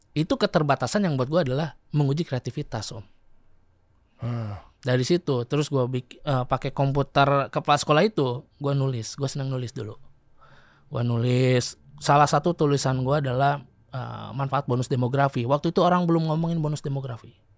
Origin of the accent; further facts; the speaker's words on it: Sukabumi, West Java, Indonesia; moved away; also born or lived in Bandung; Gue lahir di Sukabumi